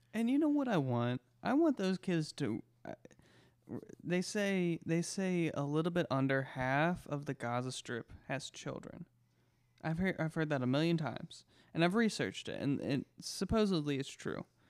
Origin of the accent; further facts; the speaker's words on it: United States; We, as the American taxpayers